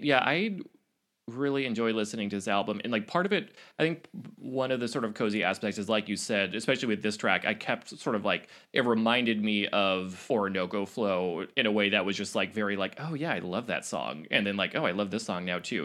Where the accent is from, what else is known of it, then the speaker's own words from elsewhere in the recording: Oregon, United States; I grew up in Oregon